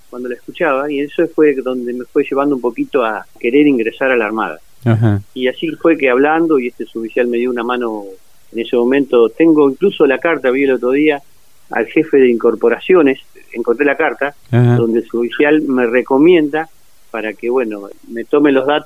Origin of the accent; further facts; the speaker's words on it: Norberto de la Riestra, Buenos Aires Province, Argentina; now in Saladillo, Argentina; Así es, nací en Norberto de la Riestra, me crié y después cuando formé una familia me vine a vivir a Saladillo.